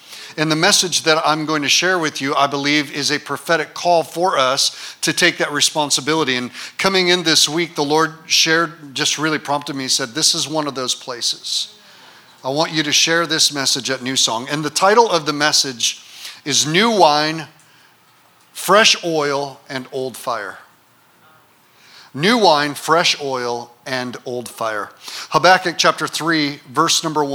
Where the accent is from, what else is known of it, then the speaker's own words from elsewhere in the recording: Detroit, Michigan, United States; also born or lived in Grand Rapids, Michigan; now in Kalamazoo, United States; I was born in Detroit. My mother was 20. My dad was 19 years old when I was born. My dad was a minor league baseball player, threw his arm out, got addicted to heroin, left my mom and me in an apartment in the inner city of Detroit